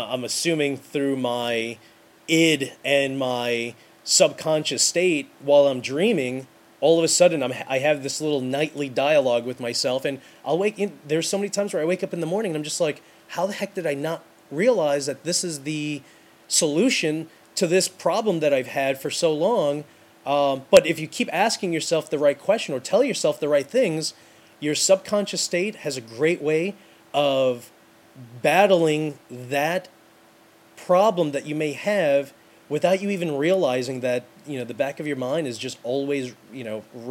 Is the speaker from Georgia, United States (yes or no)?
no; New York City, New York, United States; I'm from New York City.